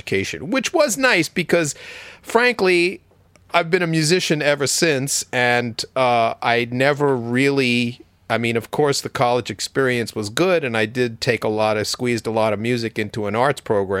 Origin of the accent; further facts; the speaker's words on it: Westbury, New York, United States; Well, the honest story is that I grew up in Westbury, Long Island, which was a regular kind of middle class Long Island baby boom type community.